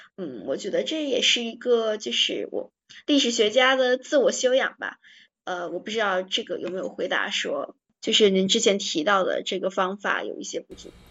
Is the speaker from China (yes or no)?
yes; China; 我们中国人会觉得很暴力的